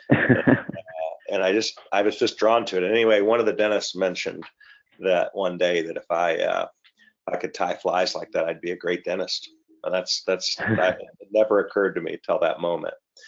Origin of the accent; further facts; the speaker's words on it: Michigan, United States; also born or lived in Canada / Ohio; now in Portsmouth, Virginia, United States; moved down to Michigan at about two, grew up there